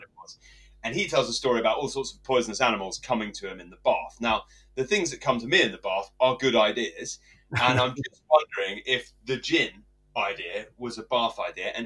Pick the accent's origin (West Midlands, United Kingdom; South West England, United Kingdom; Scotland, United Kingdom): South West England, United Kingdom; Warminster; My hometown of Warminster